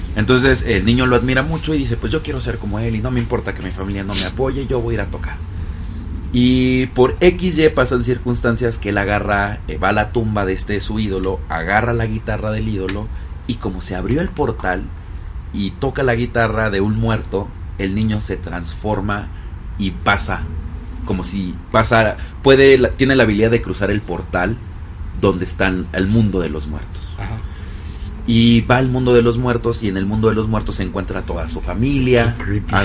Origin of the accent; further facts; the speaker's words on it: Mexico; para nosotros como mexicanos